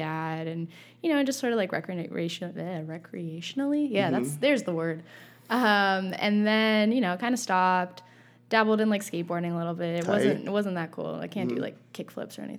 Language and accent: English; Pacifica, California, United States; also born or lived in Moscow, Russia / San Francisco; I moved to Pacifica, California, where I grew up